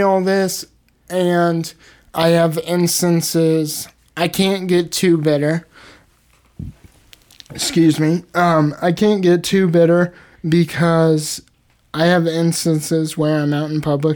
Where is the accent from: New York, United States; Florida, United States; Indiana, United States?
Indiana, United States; Indianapolis; I'm from Indianapolis